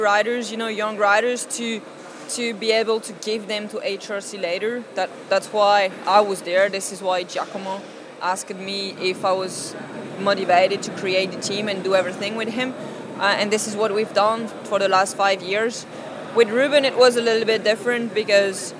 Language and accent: English; Paris, Île-de-France, France; I'm from Paris